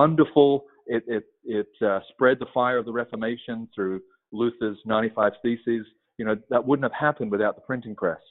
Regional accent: Australia; moved away as an adult; now in United States; I'm not from Texas. Originally from Australia. And I moved here at the beginning of 2012 with my wife and three kids at the time.

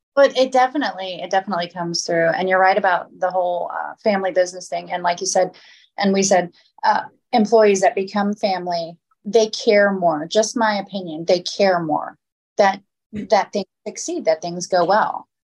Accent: Florida, United States; I grew up in Florida

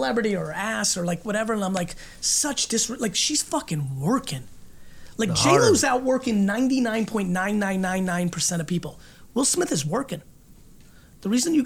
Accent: Russia; moved away; I was born in Russia and lived in a studio apartment with this many family members

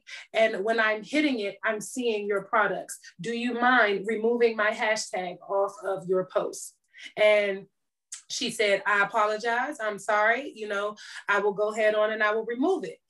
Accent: Washington, District of Columbia, United States; moved away; my hometown of DC

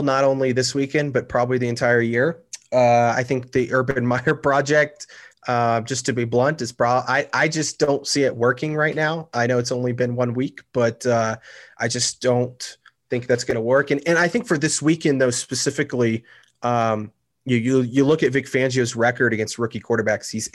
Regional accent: Tulsa, Oklahoma, United States; also born or lived in Norman, Oklahoma; I grew up in Tulsa, born and raised there, went to high school there

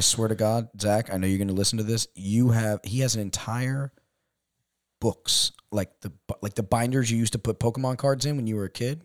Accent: New York, United States; moved away as an adult; also born or lived in California; we're from New York

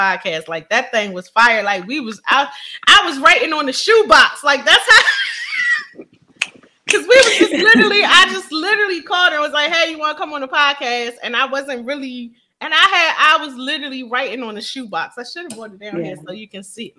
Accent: Philadelphia, Pennsylvania, United States; Philly, my hometown

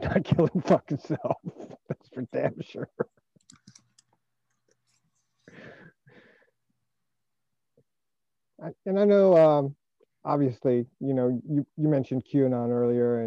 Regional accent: United States; I'm an American

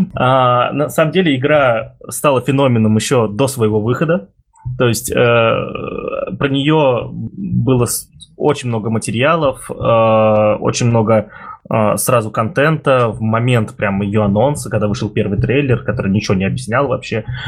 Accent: Ulyanovsk, Ulyanovsk Oblast, Russia; я из Ульяновска, Дима из Самары, я из Ульяновска

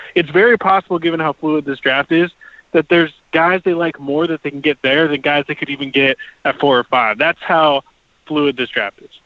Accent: Portland, Oregon, United States; I grew up in Portland

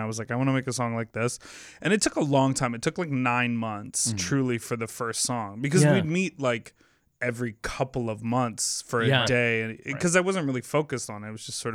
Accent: Chicago, Illinois, United States; I'm from Chicago, born and raised.

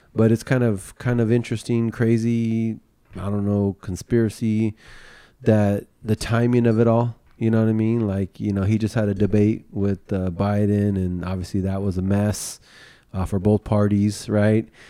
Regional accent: California, United States; also born or lived in Florida; I born and raised in California, lived here my whole entire life, except for maybe one year I lived in Florida

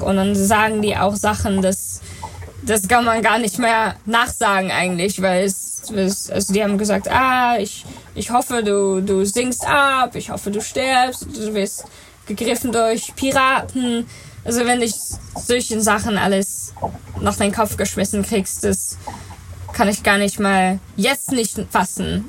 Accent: Netherlands; German is a second language; also born or lived in New Zealand; ich bin in Neuseeland geboren, da waren meine Eltern natürlich halbwegs, weil sie sind in Holland gestartet. Ähm, und ich war vier, als wir dann äh, wieder in Holland zurückgekommen sind.

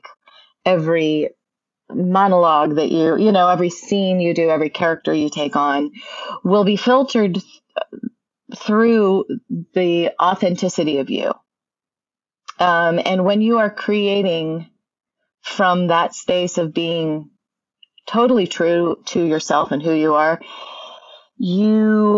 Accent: Nebraska, United States; I'm from Nebraska

